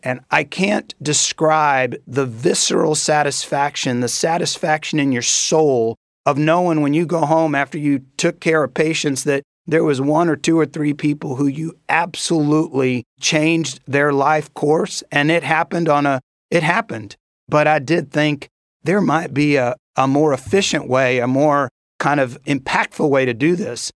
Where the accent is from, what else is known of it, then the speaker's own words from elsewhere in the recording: Corpus Christi, Texas, United States; moved away; also born or lived in Dominican Republic; I grew up the formative years of my life in Corpus Christi, Texas